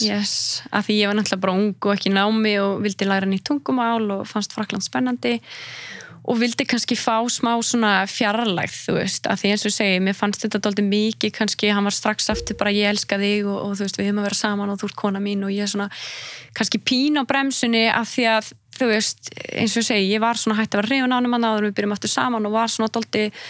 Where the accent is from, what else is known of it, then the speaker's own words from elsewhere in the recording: Iceland; moved away as an adult; also born or lived in Marseille, France; ég var frá Íslandi